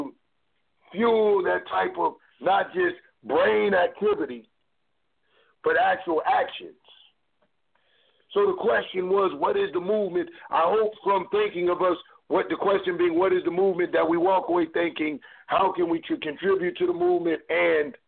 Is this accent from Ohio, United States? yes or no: yes; Cleveland, Ohio, United States; I'm from Cleveland